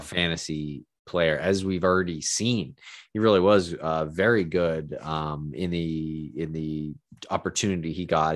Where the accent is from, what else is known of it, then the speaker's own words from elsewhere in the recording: Boston, Massachusetts, United States; growing up in Boston